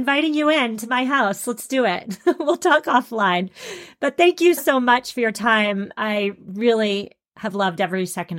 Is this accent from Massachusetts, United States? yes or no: yes; Massachusetts, United States; I'm from Massachusetts.